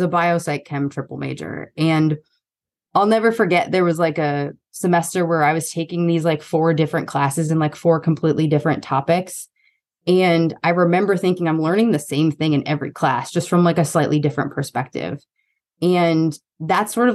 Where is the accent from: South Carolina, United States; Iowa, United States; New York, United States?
New York, United States; also born or lived in East Coast; now in Austin, United States; I'm a New Yorker